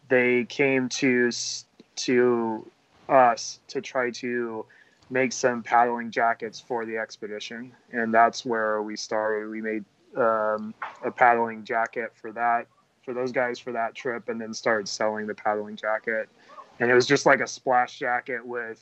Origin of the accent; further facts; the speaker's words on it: Oregon, United States; moved away as an adult; now in Arcata, United States; I grew up in Oregon